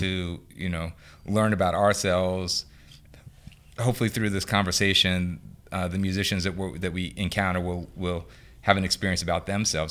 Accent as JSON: {"language": "English", "town": "New Orleans", "region": "Louisiana", "country": "United States", "tie": "born or raised there", "said": "I grew up on Saint Ann, um, in the French Quarter."}